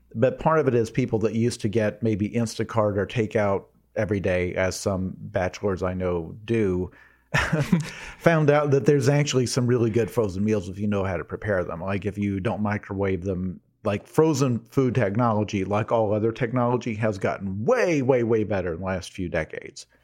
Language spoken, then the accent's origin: English; United States; I'm an American